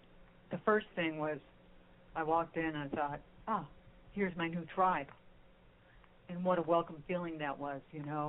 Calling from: Texas, United States; You think I'm calling in from Mars, but I'm actually calling in from Texas, which I guess that's sort of like Mars.

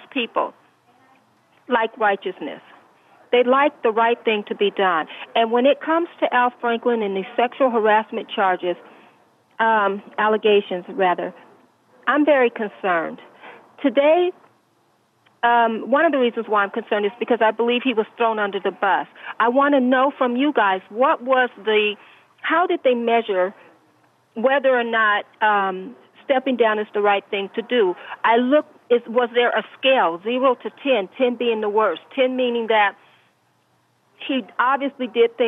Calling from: Rancho Cucamonga, California, United States; yes, I'm calling from California

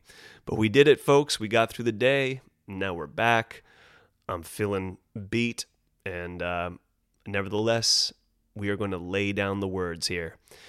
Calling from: Los Angeles, California, United States; Now, of course, I'm speaking from Los Angeles, California

